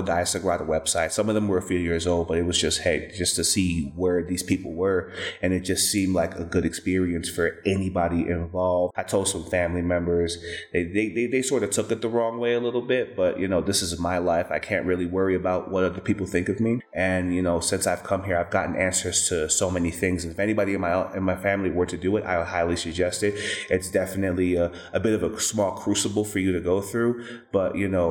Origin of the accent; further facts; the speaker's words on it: New York, United States; now in Dallas, United States; I'm from New York, and I moved to Dallas, Texas